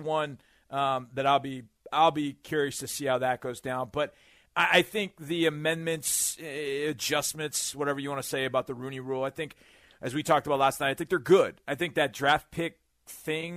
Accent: Houston, Texas, United States; I was from Houston

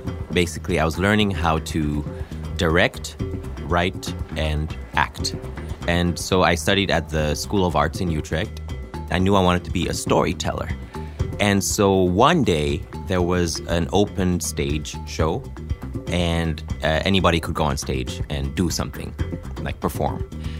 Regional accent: Ethiopia; You know, I'm half black and half white. And I was growing up in Ethiopia. And so I didn't belong in the group of Africans, but I also didn't belong in the group of Europeans.

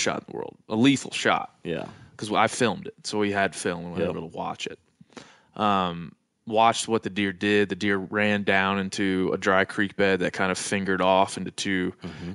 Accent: East Coast, United States; i'm from the East Coast and I'm Irish

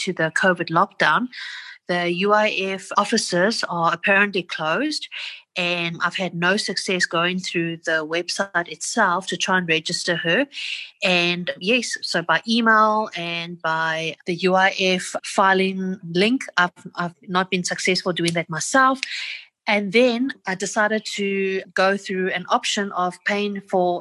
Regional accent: Johannesburg, Gauteng, South Africa; I'm from Johannesburg

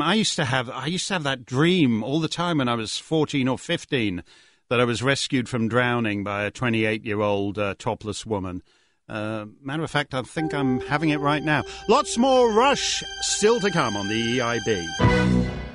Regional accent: Canada; I speak as a Canadian

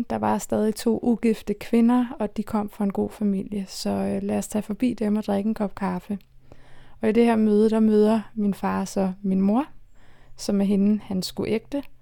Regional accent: Copenhagen, Capital Region of Denmark, Denmark; Jeg er født og opvokset i København.

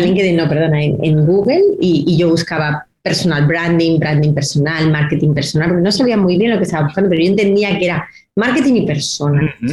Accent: Granada, Andalusia, Spain; soy de Granada

